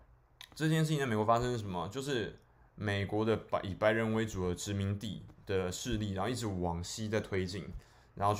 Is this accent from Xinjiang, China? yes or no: no; Guangdong, China; 对不起啊，我是广东人，所以嗰个鬼佬啊